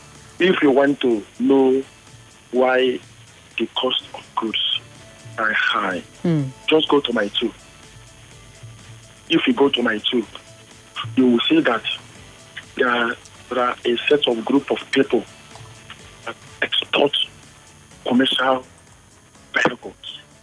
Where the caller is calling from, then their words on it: Suva, Central Division, Fiji; from Suva.